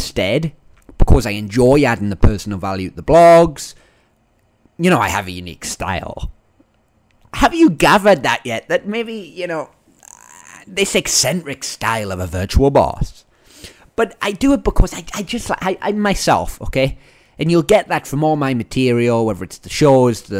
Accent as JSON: {"language": "English", "region": "Northern England", "country": "United Kingdom", "accent": "Northern English", "moved": "yes", "said": "my Northern English accent"}